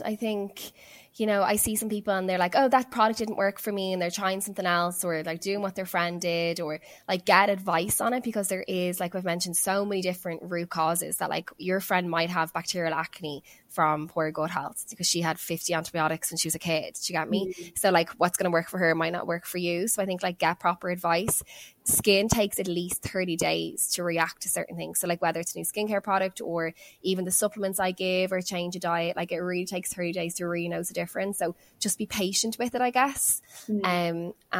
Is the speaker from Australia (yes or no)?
yes; Australia; growing up in Australia, not realizing it.